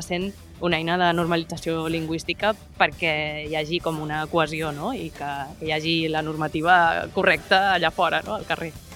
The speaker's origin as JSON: {"language": "Catalan", "town": "Mataró", "region": "Catalonia", "country": "Spain", "said": "jo sóc de Mataró"}